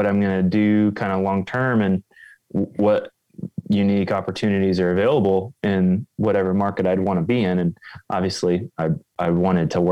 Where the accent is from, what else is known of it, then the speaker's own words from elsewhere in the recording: just north of Indianapolis, central Indiana, United States; now in Wisconsin, United States; I grew up in central Indiana, just north of Indianapolis